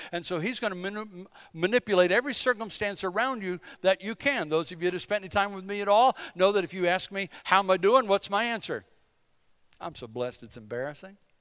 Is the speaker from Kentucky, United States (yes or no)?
no; Bladen County, eastern North Carolina, United States; moved away as an adult; I'm from Bladen County. We're just country folk from eastern North Carolina